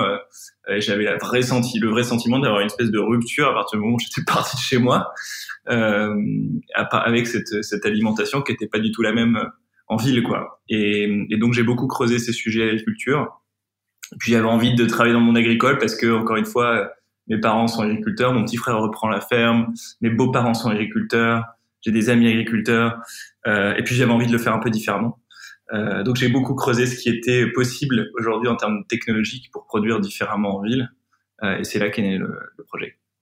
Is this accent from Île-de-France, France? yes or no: no; Pas-de-Calais, Opal Coast, near Montreuil-sur-Mer, Le Touquet, Hauts-de-France, France; moved away; also born or lived in Lille; j'ai grandi dans, dans le Pas-de-Calais, sur, sur la côte d'Opale, pas loin de Montreuil-sur-Mer, le Touquet